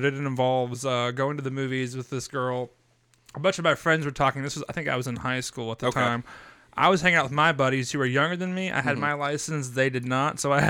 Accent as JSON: {"language": "English", "town": "Paintsville", "region": "Kentucky", "country": "United States", "said": "Paintsville. That's where I'm from."}